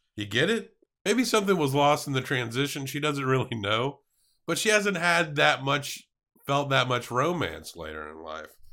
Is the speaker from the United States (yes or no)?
yes; the South, United States; as a Southerner, I literally ate the weight of this city in pork throughout my lifetime